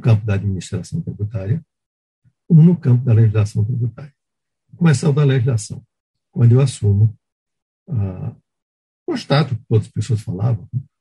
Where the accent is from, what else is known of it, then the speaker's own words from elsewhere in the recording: Pernambuco, Brazil; moved away; Eu fazia tempo que não ia a Pernambuco, minha terra